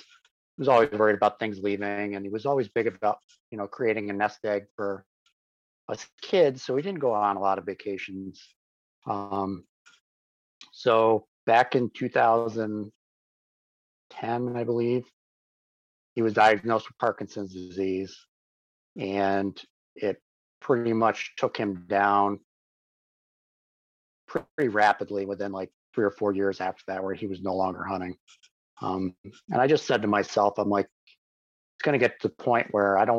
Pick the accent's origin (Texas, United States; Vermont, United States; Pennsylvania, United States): Vermont, United States; moved away as an adult; now in New York, United States; I grew up in Vermont. I lived there for about 30 years.